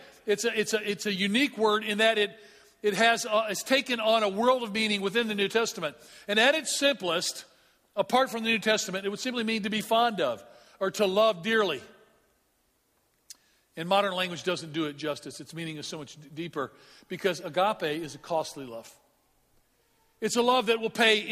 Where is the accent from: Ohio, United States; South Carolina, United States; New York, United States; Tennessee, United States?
Tennessee, United States; Memphis; moved away; I'm from Memphis, Tennessee